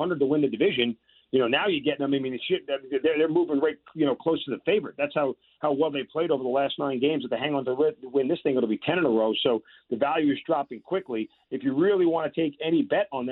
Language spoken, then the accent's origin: English; New York, United States; growing up in New York